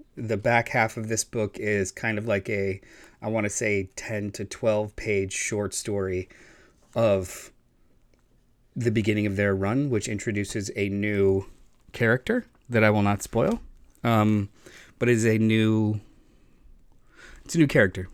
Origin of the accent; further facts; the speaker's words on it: Florida, United States; growing up in Florida